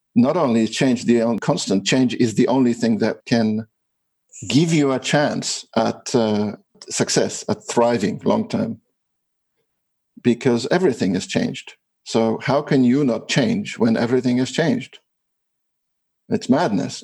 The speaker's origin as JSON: {"language": "English", "country": "Australia", "said": "I'm from Australia"}